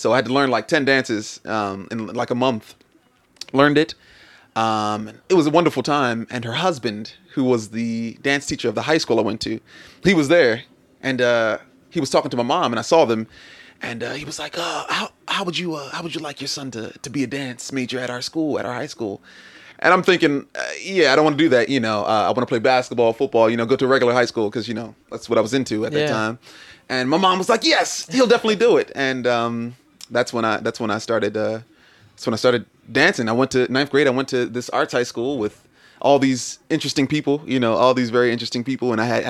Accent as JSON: {"language": "English", "country": "Nigeria", "said": "I'm Nigerian, so like it's in our culture."}